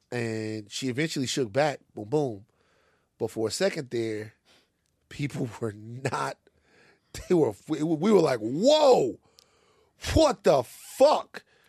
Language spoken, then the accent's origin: English; Louisiana, United States; I'm from Louisiana